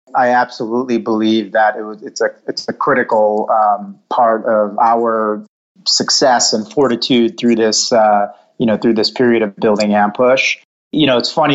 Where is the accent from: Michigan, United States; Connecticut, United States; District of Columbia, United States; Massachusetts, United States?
Michigan, United States; West Bloomfield; I was born and raised outside of Detroit, Michigan, in a town called West Bloomfield